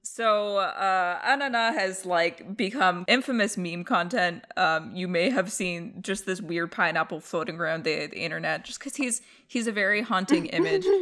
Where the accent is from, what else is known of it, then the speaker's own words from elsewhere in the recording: Alberta, Canada; we grew up with out in Alberta.